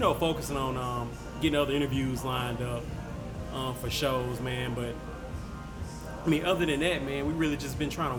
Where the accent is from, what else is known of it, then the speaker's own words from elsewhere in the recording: Shreveport, Louisiana, United States; I'm born and raised. I'm from Shreveport